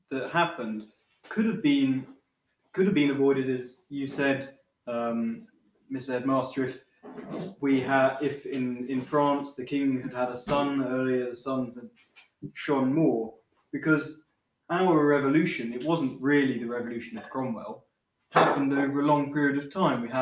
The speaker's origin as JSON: {"language": "English", "region": "England", "country": "United Kingdom", "said": "my position as an Englishman knowing some English history"}